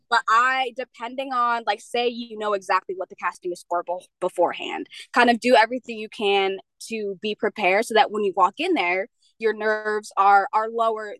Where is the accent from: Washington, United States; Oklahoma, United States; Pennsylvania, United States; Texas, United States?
Pennsylvania, United States; moved away as an adult; also born or lived in Jamaica; now in Alaska, United States; I am originally from Jamaica, but I grew up in Pennsylvania.